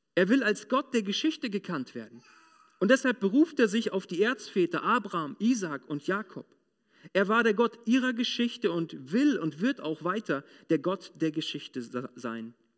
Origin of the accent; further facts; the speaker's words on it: Moringen, Lower Saxony, Germany; Ich war damals in einem mittelgroßen Industrieunternehmen bei uns in Moringen